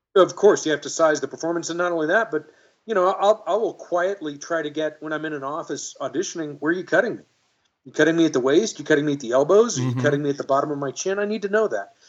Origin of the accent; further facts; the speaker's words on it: Dallas, Texas, United States; moved away as an adult; also born or lived in Los Angeles; I could always get work acting in my hometown of Dallas. And then when I moved to Los Angeles